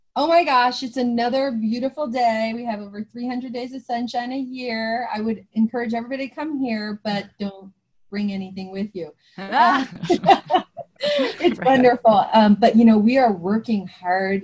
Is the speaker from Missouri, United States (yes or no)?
no; New Jersey, United States; where I grew up in New Jersey